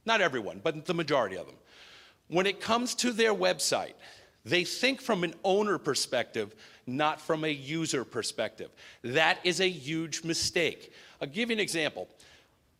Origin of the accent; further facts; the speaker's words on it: New York, United States; born and bred in New York